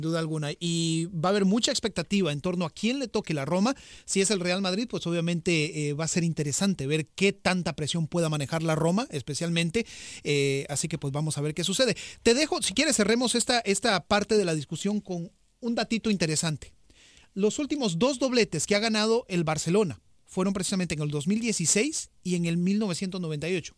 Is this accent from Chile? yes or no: no; Costa Rica; yo como costarricense